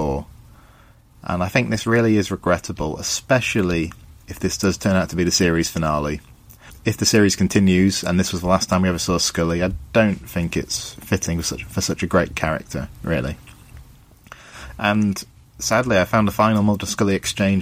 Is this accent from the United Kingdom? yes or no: yes; England, United Kingdom; I'm from England in the UK